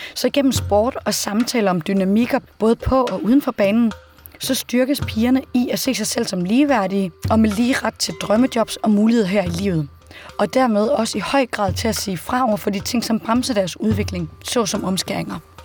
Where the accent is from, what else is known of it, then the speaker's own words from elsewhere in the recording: Denmark; hjemme i Danmark